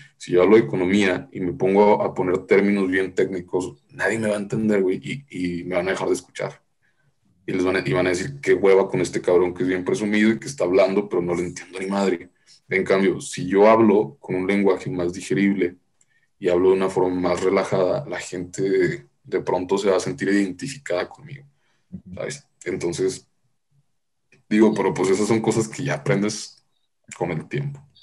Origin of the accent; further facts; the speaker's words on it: Nuevo León, Mexico; yo soy de Nuevo León